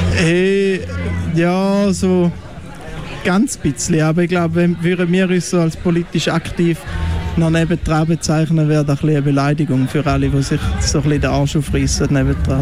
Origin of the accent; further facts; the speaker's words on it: Wil, St. Gallen, Switzerland; accent: Ostschweizer Wieler Dialekt; in unserem Dialekt